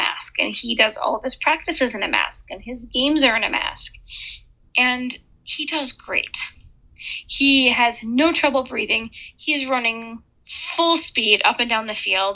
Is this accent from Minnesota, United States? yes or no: yes; Minnesota, United States; now in Nebraska, United States; And I'm originally from Minnesota